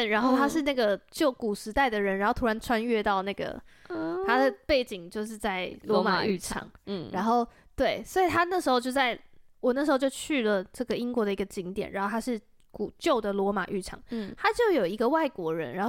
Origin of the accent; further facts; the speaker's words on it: Taiwan; 我从台湾来的。